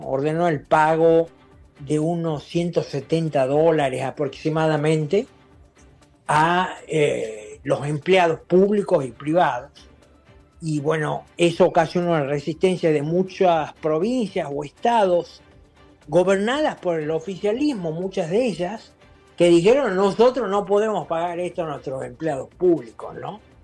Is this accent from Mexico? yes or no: no; Argentina; moved away; mi país de origen, Argentina